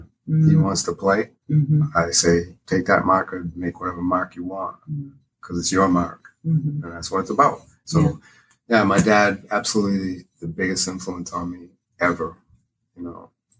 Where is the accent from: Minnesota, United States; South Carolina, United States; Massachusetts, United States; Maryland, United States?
Massachusetts, United States; Gloucester; also born or lived in California; now in North Berwick, United States; I was born in California. Oh, okay. And when I was four, my parents moved me back to Gloucester, where my mother was from.